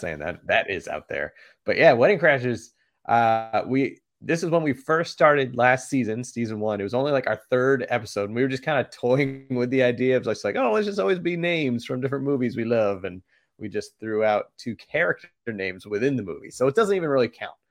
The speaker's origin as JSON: {"language": "English", "town": "Boston", "region": "Massachusetts", "country": "United States", "tie": "born or raised there", "said": "growing up in Boston"}